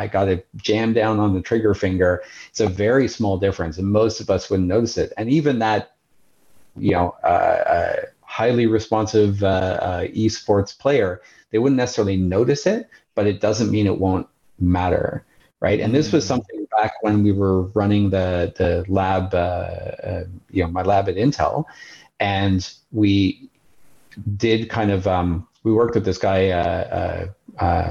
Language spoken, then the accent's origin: English; Montreal, Quebec, Canada; moved away; I have a good friend, a high school friend that I grew up with back in Montreal